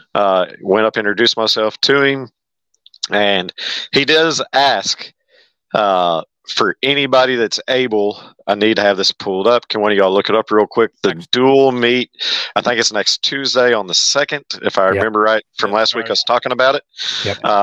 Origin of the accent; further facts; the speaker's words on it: Southwest Missouri, United States; moved away as an adult; also born or lived in Louisiana; now in Northwest Arkansas, United States; I was born and raised Southwest Missouri.